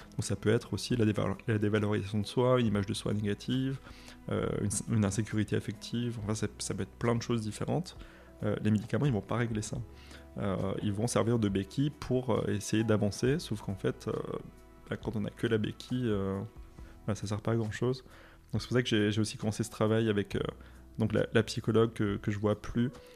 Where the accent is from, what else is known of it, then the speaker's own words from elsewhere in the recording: Moselle, Grand Est, France; je viens de l'Est, et du coup, euh, dans, l'Est, en, Moselle, l'éducation religieuse était obligatoire